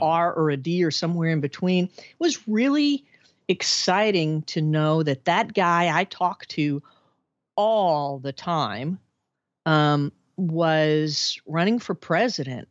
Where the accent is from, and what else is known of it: Arkansas, United States; born or raised there; moved away as an adult